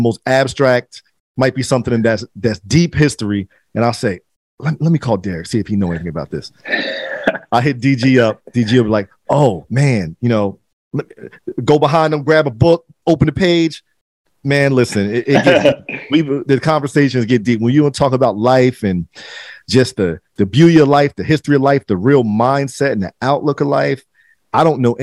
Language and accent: English; Trenton, New Jersey, United States; moved away as an adult; also born or lived in Baltimore; Trenton is my hometown. Mercer County is my hometown